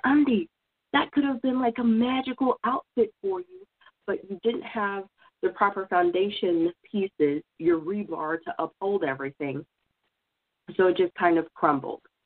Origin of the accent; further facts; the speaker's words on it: Oklahoma, United States; moved away; I'm originally from Oklahoma